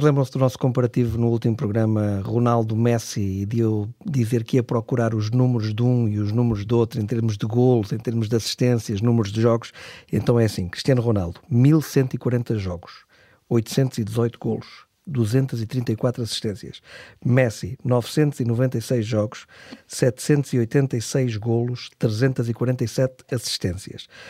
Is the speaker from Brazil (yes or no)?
no; Portugal; todos nós, como portugueses